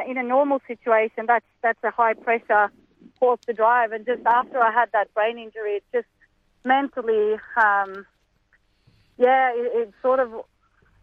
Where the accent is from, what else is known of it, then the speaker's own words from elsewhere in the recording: Sweden; now in Australia; I'm from Sweden.